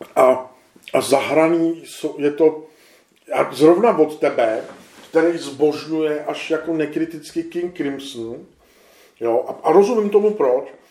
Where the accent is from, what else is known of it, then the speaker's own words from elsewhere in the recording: Czechia; my jsme Češi